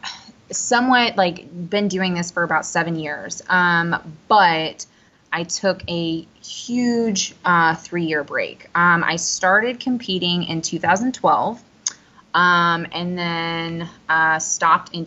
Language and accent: English; Southern Illinois, United States; now in Dallas, United States; I'm originally from Southern Illinois, super tiny town, named Muskuta.